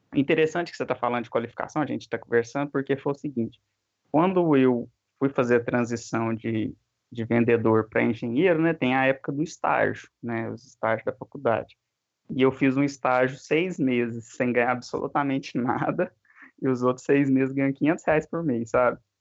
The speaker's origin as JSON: {"language": "Portuguese", "region": "interior of Minas Gerais", "country": "Brazil", "accent": "interior de Minas", "said": "meu sotaque já entregou, né, interior de Minas"}